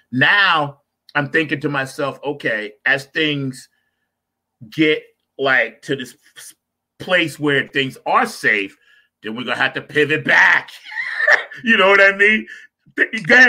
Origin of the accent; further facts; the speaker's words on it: New York, United States; now in North Carolina, United States; I'm from New York, but down here in North Carolina